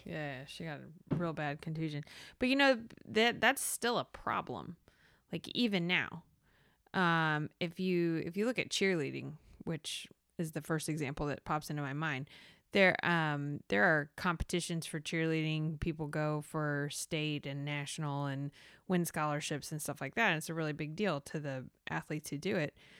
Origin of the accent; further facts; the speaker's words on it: the South, United States; I'm from the South